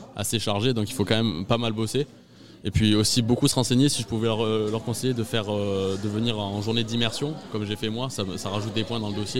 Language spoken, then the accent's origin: French; Agen, Nouvelle-Aquitaine, France; j'habite euh, encore chez mes parents, je suis d'Agen